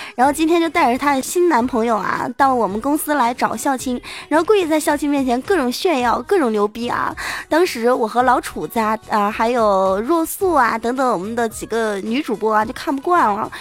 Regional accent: China; 我们中国人那叫黄

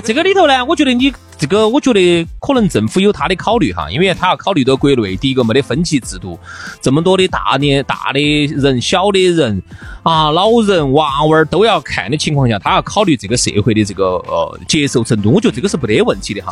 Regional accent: China; 我们中国人

